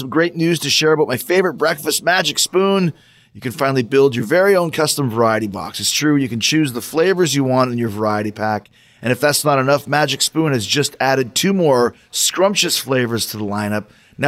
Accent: Winnipeg, Manitoba, Canada; moved away; my hometown

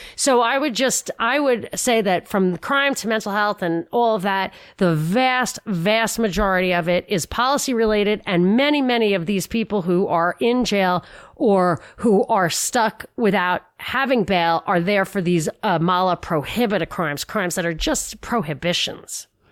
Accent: New York, United States; I'm a New Yorker

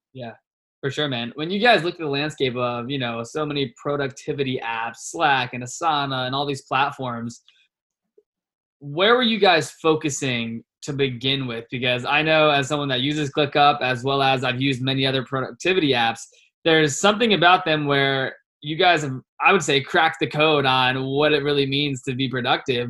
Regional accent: Virginia, United States; also born or lived in Richmond, Virginia; now in Scottsdale, United States; I'm from Virginia

